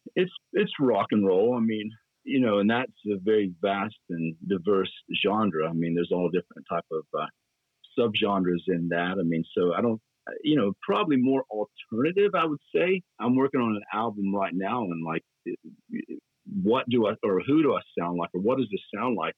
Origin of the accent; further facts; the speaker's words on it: Dalton, Georgia, United States; moved away as an adult; also born or lived in Atlanta, Georgia / Knoxville, Tennessee; born and raised in Dalton